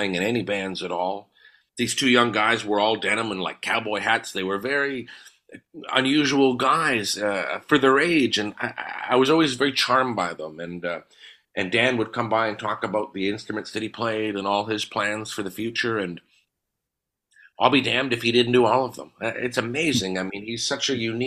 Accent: Winnipeg, Manitoba, Canada; Growing up in Charleswood

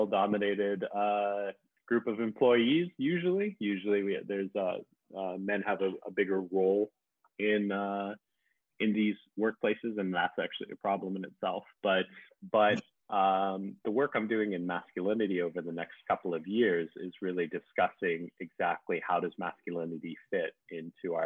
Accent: Canada; moved away as an adult; also born or lived in Winnipeg; now in Malaysia; I work currently in Malaysia. I'm originally from Canada.

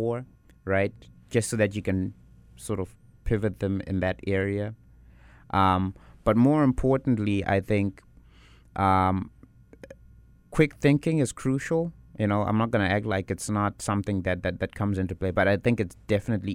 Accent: South Africa; now in Winnipeg, Canada; I'm from South Africa.

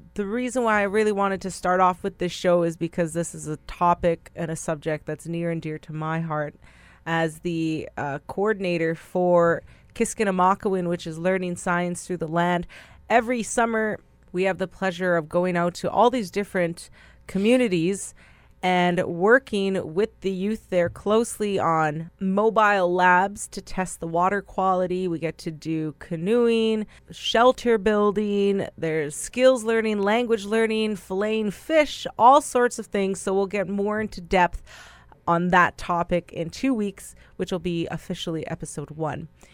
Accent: Brokenhead Ojibway Nation, Manitoba, Canada; I am from Brokenhead, Ojibwe Nation, in Treaty One territory, which is about half an hour outside of Winnipeg, Manitoba

